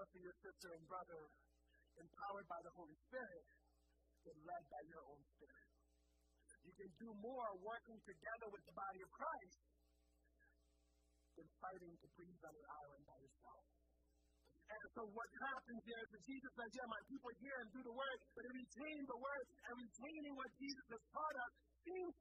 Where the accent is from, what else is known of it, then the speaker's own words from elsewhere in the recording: Liberia; moved away; I grew up in Liberia